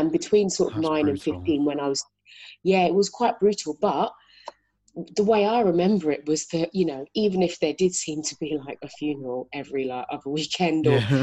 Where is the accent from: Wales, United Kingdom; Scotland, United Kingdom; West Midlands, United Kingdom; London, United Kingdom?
London, United Kingdom; So I grew up in South London, born and raised